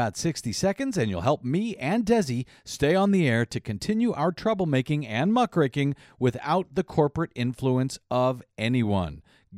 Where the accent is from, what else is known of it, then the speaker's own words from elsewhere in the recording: St. Louis, Missouri, United States; also born or lived in California; now in Los Angeles, United States; I grew up next door in Missouri. For years, we used to take long road trips from out here in California back home to St. Louis.